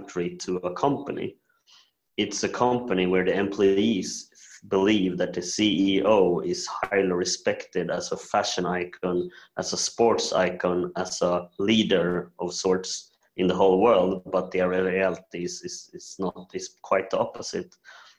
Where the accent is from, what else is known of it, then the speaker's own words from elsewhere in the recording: Sweden; also born or lived in South Korea; I'm adopted from South Korea when I was 1.5 years old to Sweden